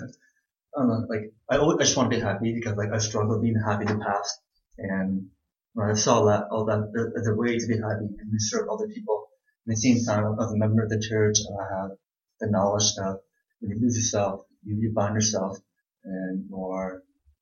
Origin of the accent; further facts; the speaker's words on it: Houston, Texas, United States; I'm from Houston, Texas